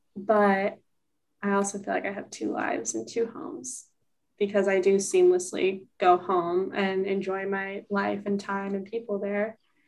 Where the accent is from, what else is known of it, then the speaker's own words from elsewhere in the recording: Sonoma, California, United States; moved away as an adult; now in Bloomington, United States; I often refer to my college town Bloomington and like Sonoma as home dually